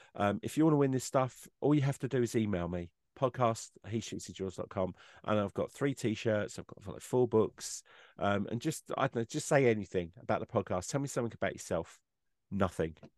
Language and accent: English; England, United Kingdom; I'm an English person